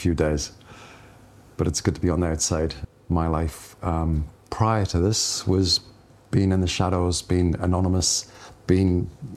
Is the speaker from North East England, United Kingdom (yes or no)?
yes; Chopwell, North East England, United Kingdom; accent: Geordie; also born or lived in Scotland; now in New Zealand; I'm from a place called Chopwell, which is in the northeast of England